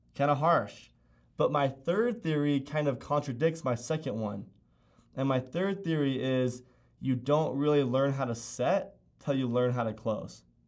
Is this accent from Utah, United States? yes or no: yes; Utah, United States; Being from Utah